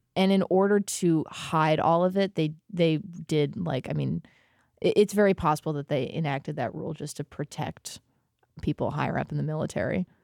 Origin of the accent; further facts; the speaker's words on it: United States; As an American